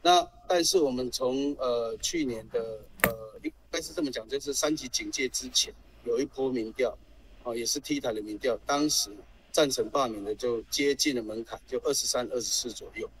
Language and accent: Chinese; Taichung, Taiwan; 我们台中人口比高雄多